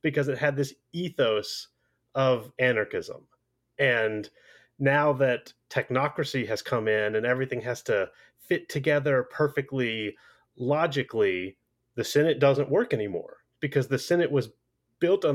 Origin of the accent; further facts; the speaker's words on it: United States; as an American